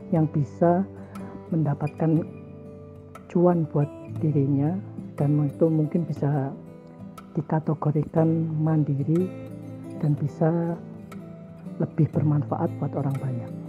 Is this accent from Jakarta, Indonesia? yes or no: no; Cilacap, Central Java, Indonesia; asal dari Cilacap, Jawa Tengah, tapi sekarang tinggal di Surabaya.